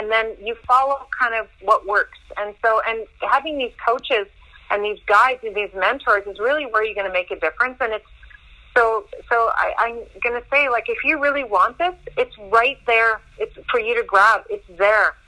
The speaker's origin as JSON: {"language": "English", "area": "Castlegar", "region": "British Columbia", "country": "Canada", "tie": "born or raised there", "moved": "yes", "lives_now": "Vancouver, Canada", "said": "I grew up in Casper. I'm 100% Russian, so we were Dukobor there."}